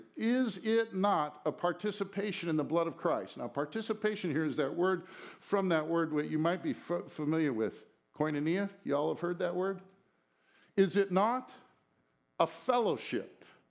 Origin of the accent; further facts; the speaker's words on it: United States; We were raised in America.